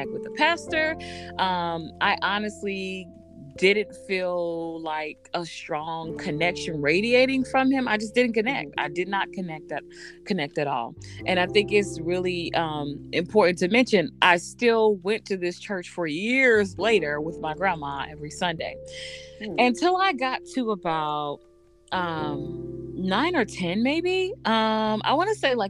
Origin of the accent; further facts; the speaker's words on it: the South, United States; moved away; growing up in the South